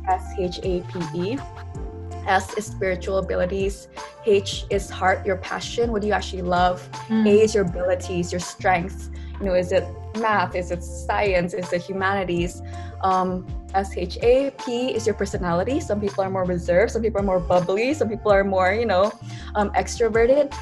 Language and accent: English; Jakarta, Indonesia; moved away as an adult; also born or lived in Berkeley, California; I grew up in Jakarta, Indonesia